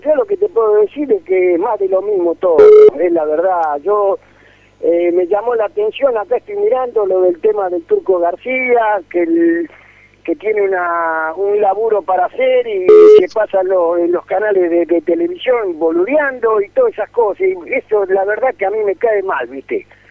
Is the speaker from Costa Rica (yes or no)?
no; Avellaneda, Buenos Aires Province, Argentina; moved away; yo nací en Avellaneda, pero hace muchos años que vivo acá